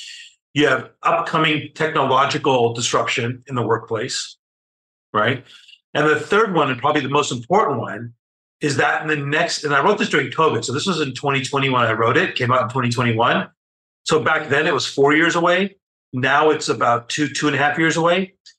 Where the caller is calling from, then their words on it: Newport Beach, California, United States; So I'm in Southern California. So I'm about 35 miles south of Los Angeles in an area called Newport Beach.